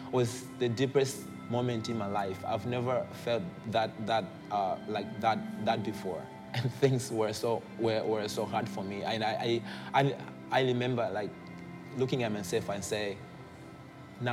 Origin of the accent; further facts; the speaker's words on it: Malawi; I come from Malawi, and this is in Africa